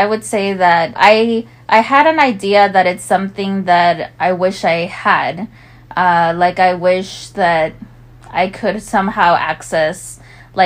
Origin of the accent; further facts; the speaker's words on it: California, United States; I was born and raised in California to Mexican immigrant parents